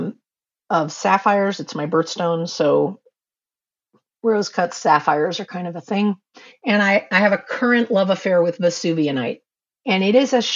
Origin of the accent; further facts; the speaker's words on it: New York City, New York, United States; I grew up in New York City